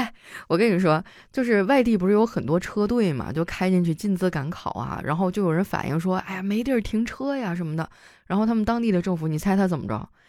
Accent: Northeast China, China; 我真的聊到这个，我心情也很复杂啊，因为我是东北人嘛，就很多人对于东北的一些印象

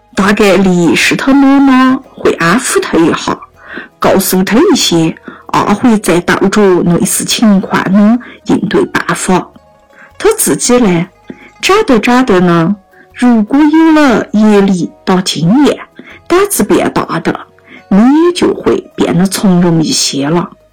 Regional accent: Yunnan, China; accent: Yunnan dialect; 我们云南话上有一句“懒了瘦麻蛇吃”

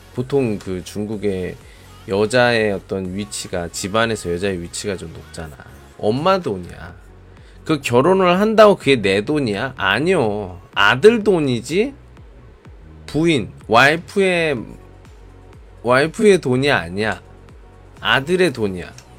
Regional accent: South Korea; now in Qingdao, China; 저도 한국으로 돌아갈 때

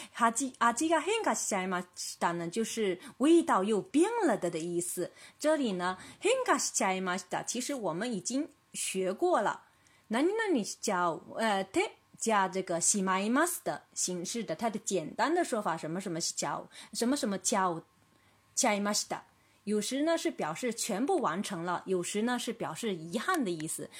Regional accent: China; 我们中国人

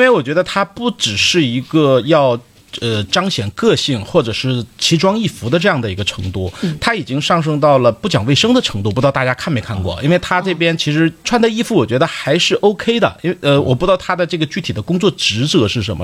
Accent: Dalian, Liaoning, China; accent: Dalian dialect; 用我们大连话讲

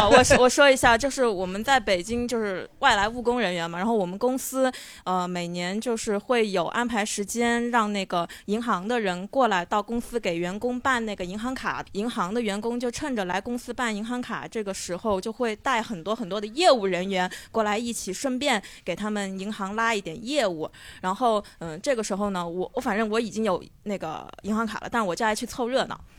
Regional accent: Changsha, Hunan, China; 我是一个长沙人

